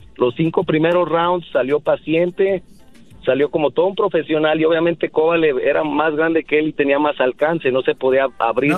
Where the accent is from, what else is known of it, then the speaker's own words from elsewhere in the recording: Jalisco, Mexico; soy de Jalisco